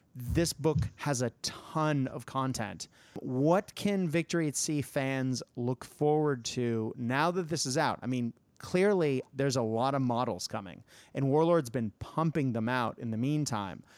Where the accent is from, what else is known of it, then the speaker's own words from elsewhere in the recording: United States; my home country, uh, because, you know, America.